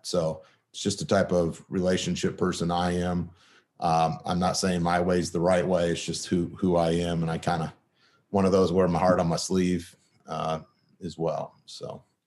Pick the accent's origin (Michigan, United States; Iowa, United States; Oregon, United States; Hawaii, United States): Michigan, United States; moved away as an adult; also born or lived in Kalamazoo; I'm from Michigan.